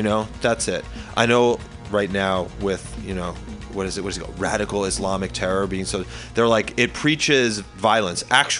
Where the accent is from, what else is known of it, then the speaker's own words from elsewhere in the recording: New York, United States; I'm from New York.